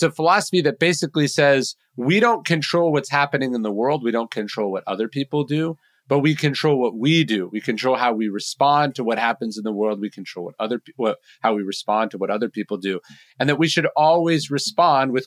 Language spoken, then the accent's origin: English; Sacramento, California, United States; growing up in Sacramento, California